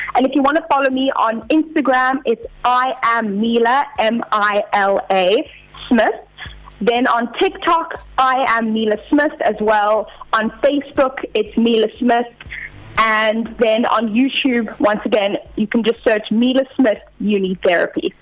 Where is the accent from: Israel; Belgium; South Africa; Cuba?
South Africa; Cape Town, Western Cape; born and bred in Cape Town, South Africa